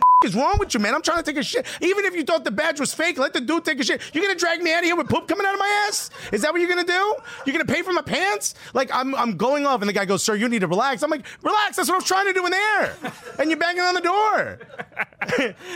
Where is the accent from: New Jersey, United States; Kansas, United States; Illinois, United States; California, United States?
New Jersey, United States; Newark; I grew up in Newark